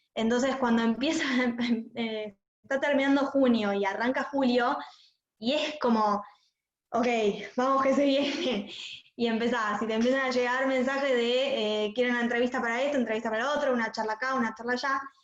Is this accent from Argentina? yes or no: yes; Argentina; para nosotros como judíos, como argentinos